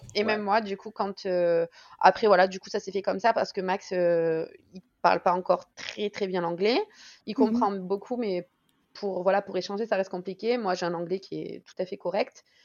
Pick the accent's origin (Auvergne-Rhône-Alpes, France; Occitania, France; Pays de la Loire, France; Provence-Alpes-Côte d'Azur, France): Auvergne-Rhône-Alpes, France; South Ardèche; moved away as an adult; now in Scotland; on est originaire à la base du Sud Ardèche